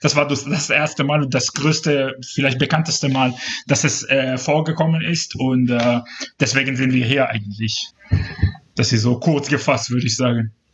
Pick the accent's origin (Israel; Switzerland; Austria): Israel; Ashdod, Southern District; first language Hebrew; German is a second language; moved away as an adult; now in Cologne, Germany; ich bin persönlich in Israel geboren und da äh, aufgewachsen, groß geworden, sozialisiert